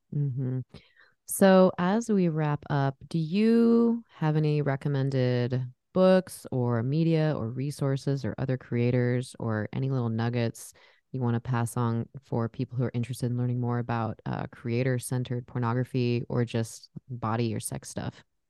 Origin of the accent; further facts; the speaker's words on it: San Diego, California, United States; now in Portland, United States; I'm actually from San Diego area